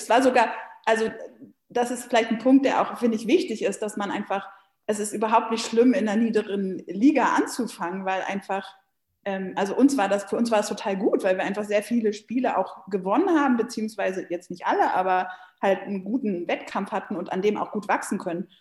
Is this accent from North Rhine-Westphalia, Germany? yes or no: no; Hanover, Lower Saxony, Germany; moved away as an adult; also born or lived in Tübingen; now in Berlin, Germany; Ich komme ja ursprünglich aus Hannover